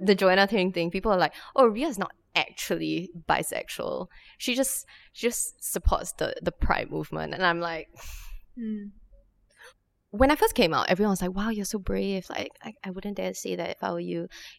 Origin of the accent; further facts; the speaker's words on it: Singapore; as like a Singaporean Chinese person.